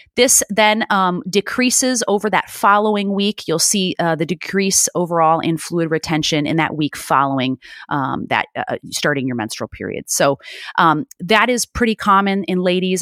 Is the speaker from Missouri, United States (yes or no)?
no; Chicago, Illinois, United States; now in California, United States; born and raised in Chicago, and, um, I live out here now in California